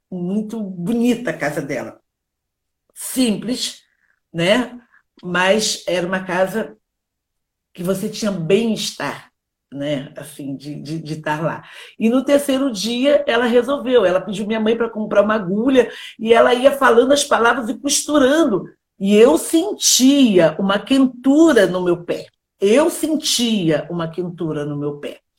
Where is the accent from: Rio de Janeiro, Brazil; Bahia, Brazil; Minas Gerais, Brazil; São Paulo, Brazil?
Rio de Janeiro, Brazil; born there; você sabe, né, que eu nasci numa favela, lá na Gávea, e, e, na minha comunidade eh, tinha a dona Brígida